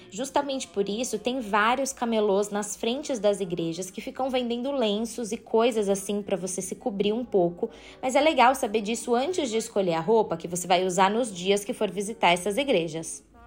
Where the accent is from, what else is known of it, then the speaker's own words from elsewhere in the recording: São Paulo, Brazil; eu sou de São Paulo